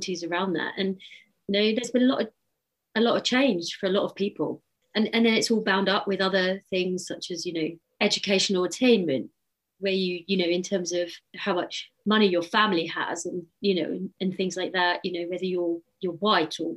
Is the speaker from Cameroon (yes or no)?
no; United Kingdom; as British people